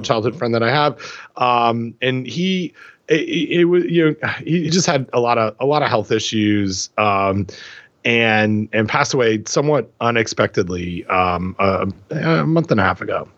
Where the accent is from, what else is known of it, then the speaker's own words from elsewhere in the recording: Port Hope, Ontario, Canada; growing up in Port Hope